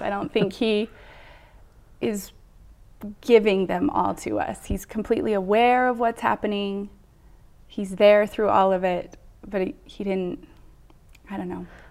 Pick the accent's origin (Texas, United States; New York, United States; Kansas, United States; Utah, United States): Utah, United States; Bountiful; I grew up in Bountiful, Utah. I, born and raised